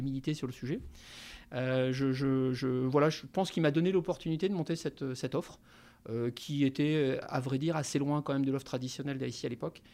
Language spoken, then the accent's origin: French; Ch'ti, Hauts-de-France, France; moved away as an adult; also born or lived in Paris; now in Nantes, France; je suis d'origine ch'ti, donc j'ai commencé, on va dire, ma vie dans le, nord de la France